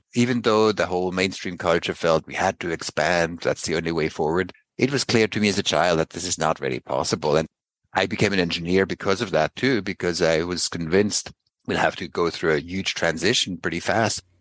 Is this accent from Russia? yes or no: no; Basel, Basel-Stadt, Switzerland; I grew up in Basel